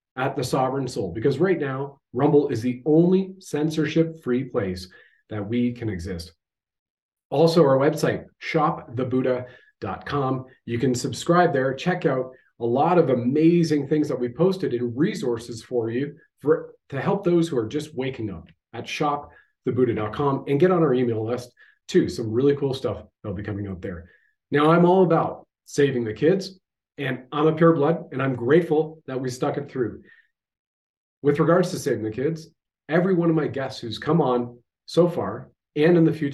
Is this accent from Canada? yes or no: yes; Canada